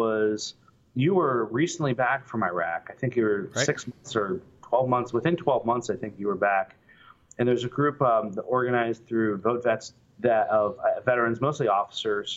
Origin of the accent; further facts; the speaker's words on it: Pittsburgh, Pennsylvania, United States; I grew up in Pittsburgh